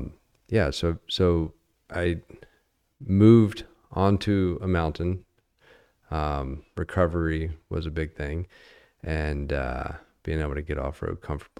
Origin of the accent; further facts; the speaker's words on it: Virginia, United States; You know, I came out here from Virginia.